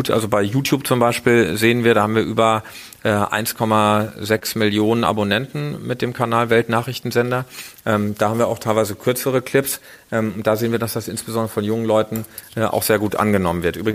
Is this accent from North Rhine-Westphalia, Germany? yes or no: yes; Iserlohn, North Rhine-Westphalia, Germany; die Lokalzeitung meiner Heimatstadt Iserlohn, das ist der äh, Iserlohner Kreisanzeiger